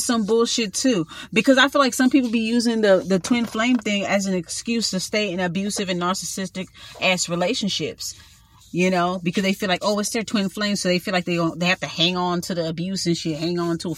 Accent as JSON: {"language": "English", "town": "Los Angeles", "region": "California", "country": "United States", "tie": "born or raised there", "said": "So I'm born a Watts."}